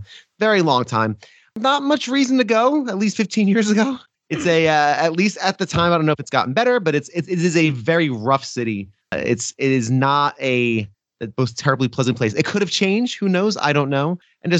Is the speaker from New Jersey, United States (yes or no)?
yes; Newark, New Jersey, United States; I grew up right outside of Newark, New Jersey.